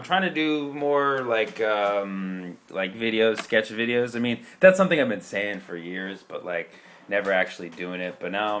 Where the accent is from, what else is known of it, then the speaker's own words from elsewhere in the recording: the Bay Area, California, United States; also born or lived in Santa Cruz; I'm already from the Bay. Roots, baby.